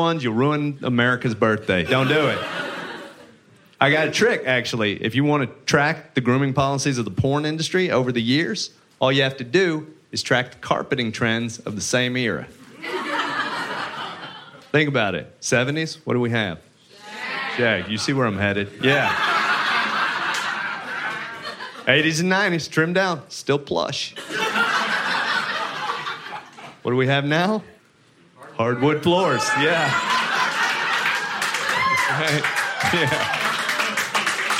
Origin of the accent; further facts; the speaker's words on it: Texas, United States; I grew up religious in Texas.